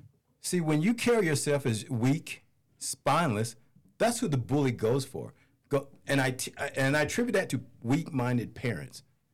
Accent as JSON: {"language": "English", "town": "Goldsboro", "region": "North Carolina", "country": "United States", "tie": "born or raised there", "said": "Goldsboro, North Carolina."}